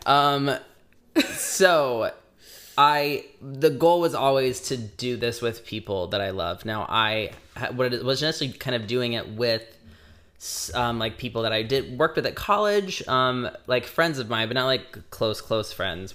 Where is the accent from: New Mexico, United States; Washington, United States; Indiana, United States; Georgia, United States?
Indiana, United States; we're both from Indiana